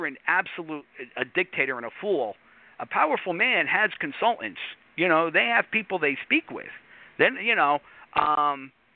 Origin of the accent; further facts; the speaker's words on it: United States; I'm New York area